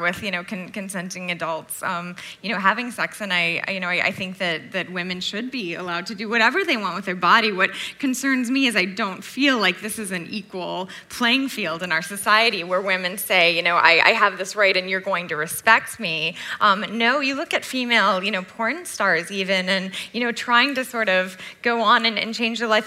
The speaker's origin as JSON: {"language": "English", "country": "United States", "moved": "yes", "said": "I'm a Yank from the States"}